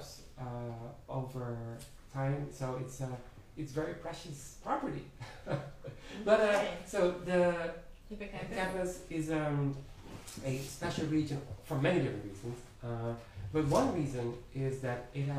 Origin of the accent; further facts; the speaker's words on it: Netherlands; moved away; I have attachment to my home country, Holland. I remember the streets there very fondly